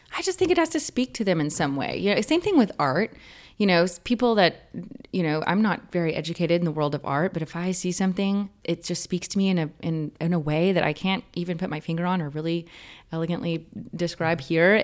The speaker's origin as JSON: {"language": "English", "town": "Vernon", "region": "Texas", "country": "United States", "tie": "born or raised there", "moved": "yes", "lives_now": "California, United States", "said": "growing up where I grew up in Vernon, Texas"}